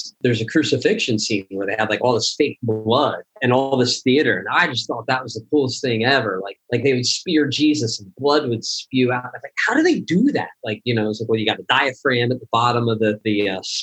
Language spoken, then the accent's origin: English; Philadelphia, Pennsylvania, United States; moved away as an adult; also born or lived in New York; growing up in Pennsylvania